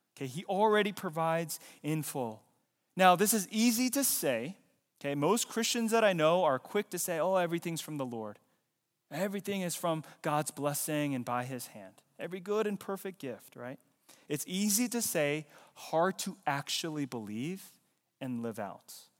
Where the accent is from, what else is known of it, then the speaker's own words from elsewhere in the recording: Fayetteville, North Carolina, United States; I was born in the U S. I was born in Fayetteville, Nor-, North Carolina.